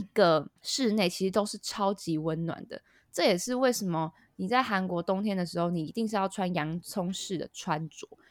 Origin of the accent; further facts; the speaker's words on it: Taiwan; moved away; 我们都台湾人